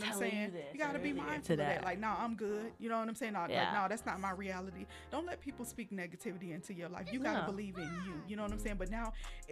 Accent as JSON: {"language": "English", "region": "the South", "country": "United States", "tie": "born or raised there", "said": "growing up in the South"}